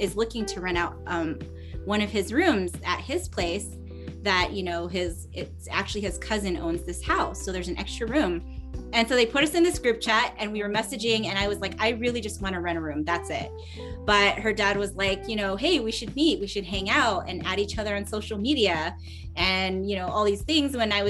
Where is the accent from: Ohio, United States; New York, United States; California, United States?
California, United States; San Diego; moved away as an adult; also born or lived in Los Angeles / Bay Area; I'm from San Diego